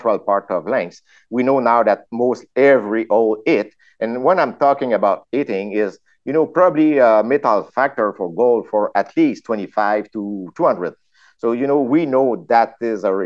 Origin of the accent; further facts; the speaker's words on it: France; accent: French; English is a second language; I'm French. I'm French. Huh? You saw my my accent